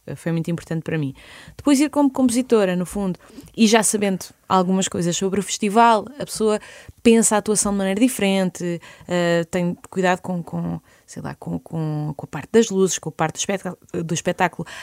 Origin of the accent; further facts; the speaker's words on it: Lisbon, Portugal; also born or lived in Vidigueira / Serpa; Eu nasci em Lisboa, mas a minha família é alentejana